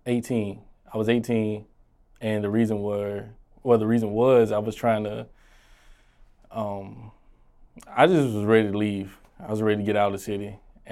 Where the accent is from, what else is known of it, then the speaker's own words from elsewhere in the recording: Augusta, Georgia, United States; moved away as an adult; now in South Carolina, United States; Born and raised in Augusta.